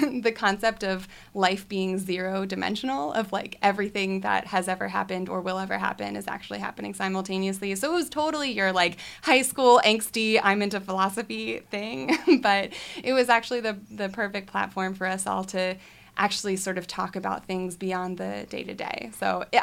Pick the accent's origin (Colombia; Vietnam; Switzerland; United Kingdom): Switzerland; now in United States; I grew up in Switzerland